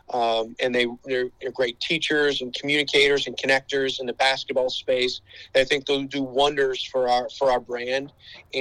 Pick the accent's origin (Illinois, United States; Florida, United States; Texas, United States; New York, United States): Illinois, United States; Chicago; I grew up in the Chicagoland area, played multiple sports through high school